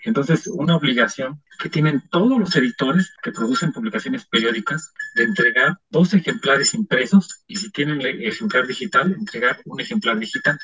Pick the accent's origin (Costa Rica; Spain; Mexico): Mexico; era parte de una identidad que teníamos como mexicanos